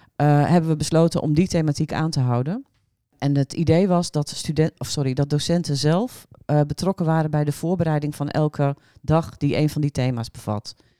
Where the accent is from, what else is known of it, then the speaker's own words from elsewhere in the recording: Drenthe, Netherlands; moved away as an adult; also born or lived in Groningen; Eigenlijk kom ik uit Drenthe, maar vanaf mijn negentiende kom ik uit Groningen.